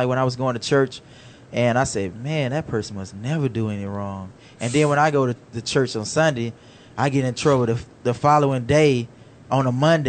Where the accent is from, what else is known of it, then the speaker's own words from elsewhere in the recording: Alabama, United States; moved away; I'm originally from Alabama, and I had a grandmother who was a Jehovah's Witness.